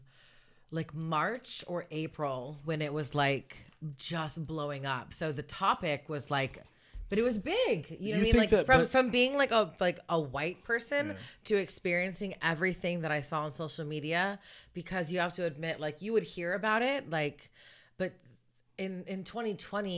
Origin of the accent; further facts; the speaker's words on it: Sonoma County, California, United States; growing up in Sonoma County